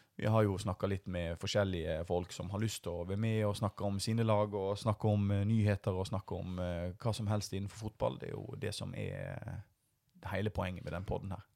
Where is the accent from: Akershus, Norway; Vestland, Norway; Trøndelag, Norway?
Vestland, Norway; Voss; now in Bergen, Norway; jeg er vossing